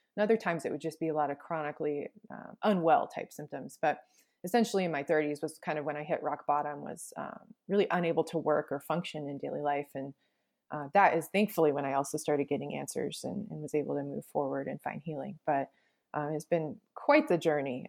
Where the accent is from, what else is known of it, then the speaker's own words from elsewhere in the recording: Alaska, United States; I grew up in Alaska